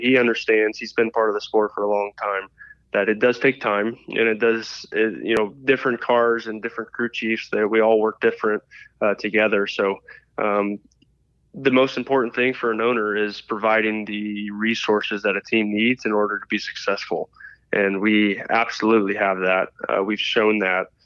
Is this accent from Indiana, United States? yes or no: yes; Indianapolis, Indiana, United States; We're all from Indianapolis area